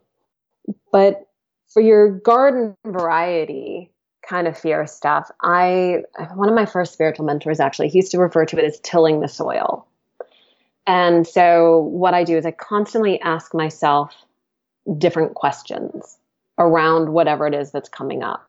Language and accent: English; United States; moved away; also born or lived in England; I'm like an American, and I had such a thing around being an American in England